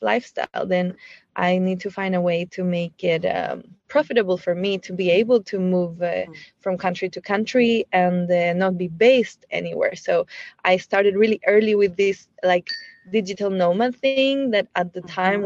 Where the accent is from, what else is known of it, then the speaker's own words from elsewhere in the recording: Chile; moved away as an adult; I was born in Chile